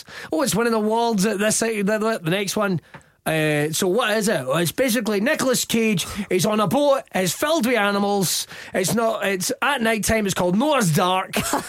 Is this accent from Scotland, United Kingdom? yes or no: yes; Scotland, United Kingdom; Because, like, I'm born and raised in Ayrshire, but I appreciate that I maybe don't have your average Ayrshire accent.